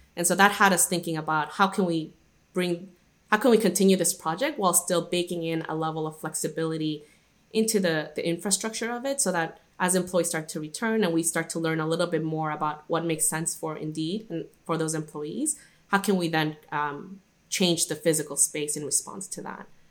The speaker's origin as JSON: {"language": "English", "town": "Guadalajara", "region": "Jalisco", "country": "Mexico", "tie": "born or raised there", "also_born_or_lived": "Irvine, California", "moved": "yes", "said": "I was actually born and raised in Guadalajara, which is a city in Mexico, and that's where I grew up for most of my childhood"}